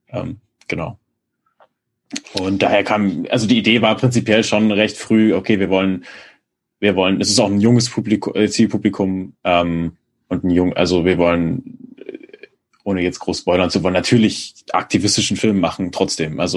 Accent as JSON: {"language": "German", "town": "Dresden", "region": "Saxony", "country": "Germany", "tie": "born or raised there", "said": "Ich bin nicht auf dem Land aufgewachsen, muss ich dazu sagen. Ich bin in der Vorstadt von Dresden aufgewachsen"}